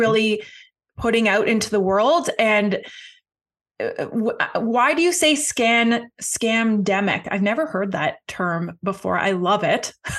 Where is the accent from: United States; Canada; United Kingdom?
Canada; I'm Canadian